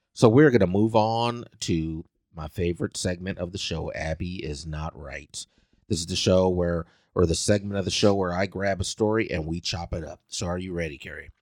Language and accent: English; Salina, Kansas, United States; moved away; my hometown, Salina, Kansas.